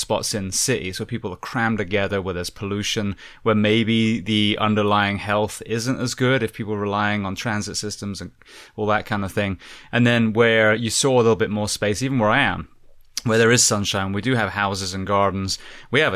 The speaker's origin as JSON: {"language": "English", "town": "Bath", "region": "South West England", "country": "United Kingdom", "tie": "born or raised there", "said": "I'm born and bred in Bath area"}